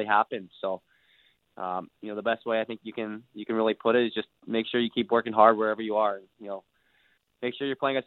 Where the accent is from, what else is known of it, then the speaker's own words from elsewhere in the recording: Vancouver, British Columbia, Canada; moved away; come home to my hometown and play for the Vancouver Giants.